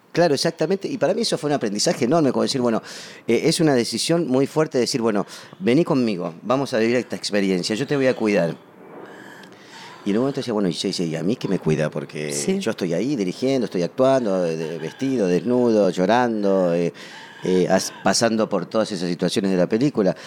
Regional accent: Patagonia, Argentina; also born or lived in Buenos Aires; Nací en Buenos Aires, eh, pero de muy chiquito me fui a vivir a la Patagonia

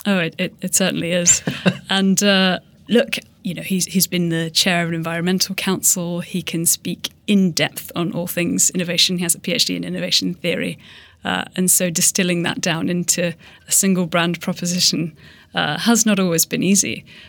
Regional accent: Hong Kong; I grew up in Hong Kong

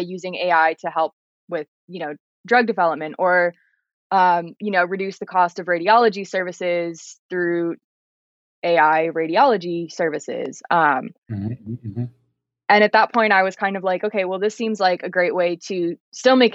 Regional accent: San Diego, California, United States; the neighborhoods that I grew up in San Diego

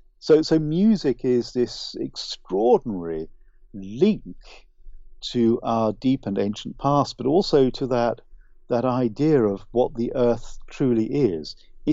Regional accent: United Kingdom; accent: UK accent; also born or lived in Ireland; I'm sad to say this, but I'm Irish, but I don't have the beautiful, lyrical Irish accent. I really wish I did, but it would be false of me to try and copy it. I was brought up largely in the UK, so I speak with a UK accent.

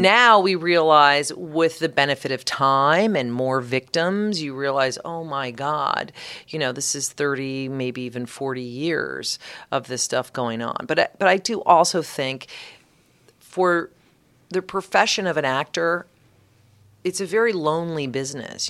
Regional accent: Colorado, United States; I am from Colorado

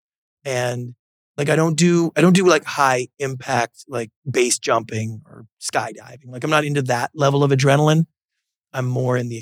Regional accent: Victoria, British Columbia, Canada; moved away as an adult; now in Los Angeles, United States; growing up in Canada

